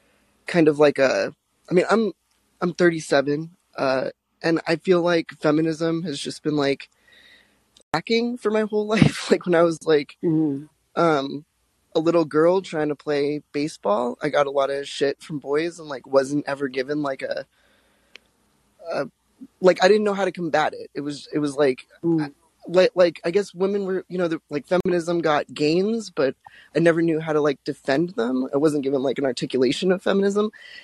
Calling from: Salem, Oregon, United States; Oh, I'm in Salem, Oregon right now.

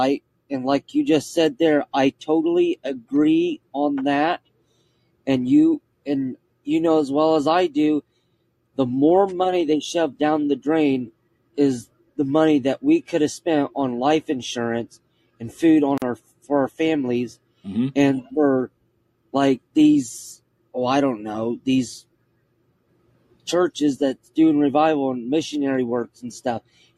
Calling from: Kokomo, Indiana, United States; I'm calling from Kokomo, Indiana.

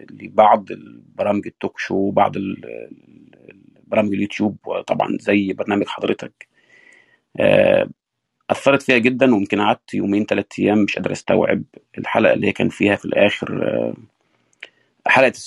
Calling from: United States; الظهر عندنا في امريكا

